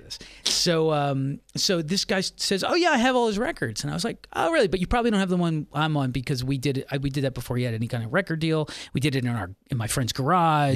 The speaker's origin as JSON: {"language": "English", "town": "Philadelphia", "region": "Pennsylvania", "country": "United States", "tie": "born or raised there", "said": "I grew up in Philadelphia"}